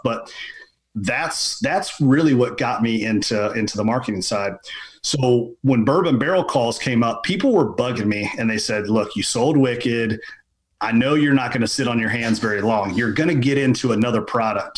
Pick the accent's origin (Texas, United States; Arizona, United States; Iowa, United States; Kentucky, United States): Kentucky, United States; Lexington; was born and raised in Lexington, Kentucky